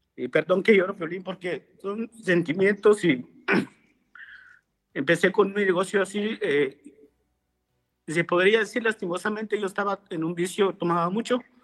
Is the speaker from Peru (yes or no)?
no; Guatemala; moved away as an adult; now in Los Angeles, United States; soy de Guatemala. nosotros, pues allá donde, donde yo vengo, se puede decir, nosotros le decimos aldea